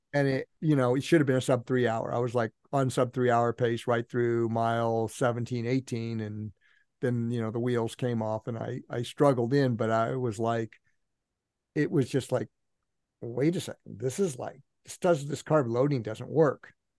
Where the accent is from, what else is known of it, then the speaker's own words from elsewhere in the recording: Healdsburg, California, United States; also born or lived in Palo Alto, California; when I was five or six, we moved from that Menlo Park, Palo Alto area in the, on the peninsula up to a place called Healdsburg